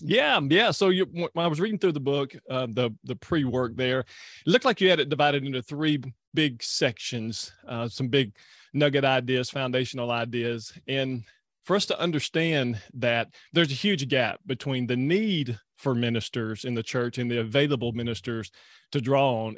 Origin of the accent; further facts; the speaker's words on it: Louisiana, United States; I'm from Louisiana